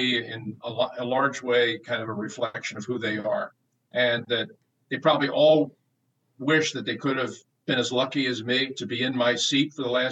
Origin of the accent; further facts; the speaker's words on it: Philadelphia, Pennsylvania, United States; to be able to do it in my hometown